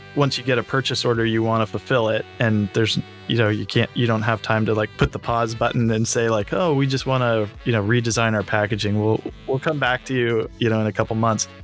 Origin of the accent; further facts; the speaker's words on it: San Francisco, California, United States; I grew up in San Francisco